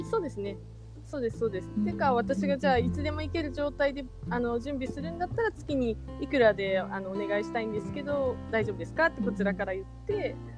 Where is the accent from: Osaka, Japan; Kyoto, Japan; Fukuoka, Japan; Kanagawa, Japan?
Fukuoka, Japan; now in Tokyo, Japan; 私もともと福岡出身なんですけども